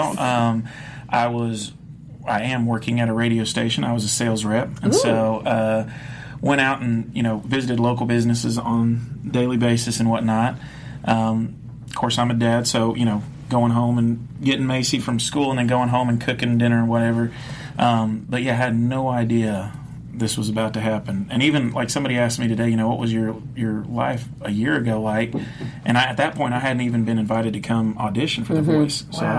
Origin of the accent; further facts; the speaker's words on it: Dominican Republic; I said, you know, growing up in the Dominican, this and that, I said, I'd like to sing